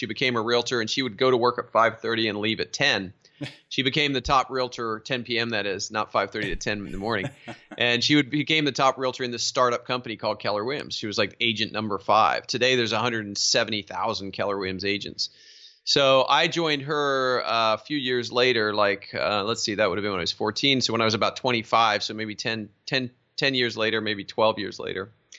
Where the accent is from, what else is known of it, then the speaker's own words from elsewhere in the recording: South East England, United Kingdom; So yeah, I was raised overseas in Surrey, England.